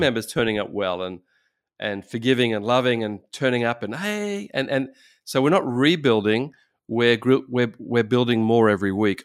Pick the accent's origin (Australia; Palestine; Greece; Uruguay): Australia; I'm from Australia